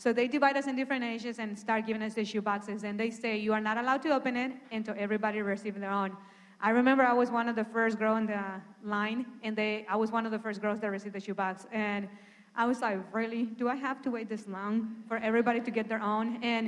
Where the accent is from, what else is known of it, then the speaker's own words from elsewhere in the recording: Honduras; I'm original from Honduras. And I have a twin sister.